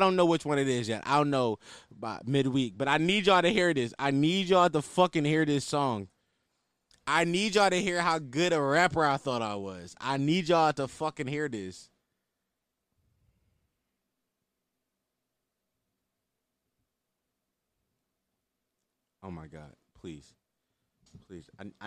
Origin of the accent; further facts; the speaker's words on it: Philadelphia, Pennsylvania, United States; I'm from West Oak Lane